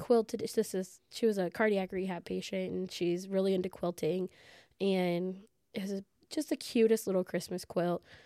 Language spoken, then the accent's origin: English; Southern Illinois, United States; I'm from Southern Illinois, working in a real small rural hospital